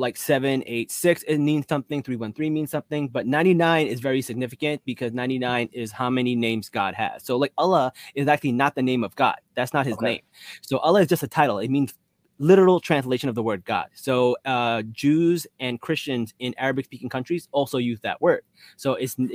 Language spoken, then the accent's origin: English; New Jersey, United States; I'm from Jersey